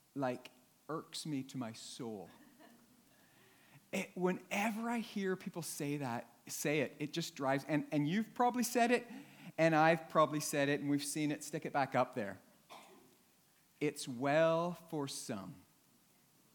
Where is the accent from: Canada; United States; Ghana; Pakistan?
Canada; now in Northern Ireland, United Kingdom; I'm Canadian